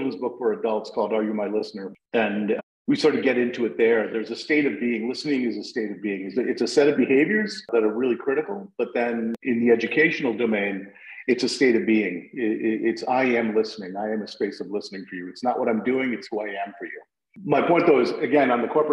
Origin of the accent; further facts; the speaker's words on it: New Haven, Connecticut, United States; I came back to my hometown in New Haven where I landed